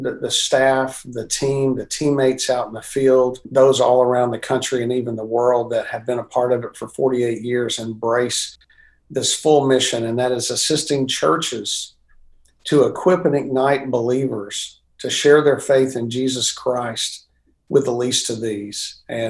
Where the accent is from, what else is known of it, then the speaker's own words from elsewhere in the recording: El Dorado, Arkansas, United States; moved away as an adult; also born or lived in Louisiana / Michigan / Chicago, Illinois; I was a guy born and raised in Arkansas, and God saved me at a young age, and grew up in a great family and a great church in a little town, El Dorado, Arkansas